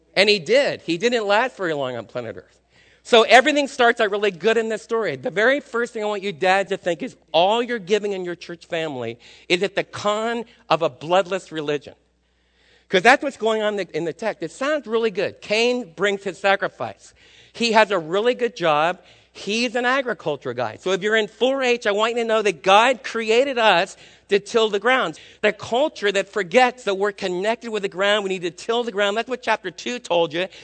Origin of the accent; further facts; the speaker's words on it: New York City, New York, United States; moved away; also born or lived in Texas; I was raised in Manhattan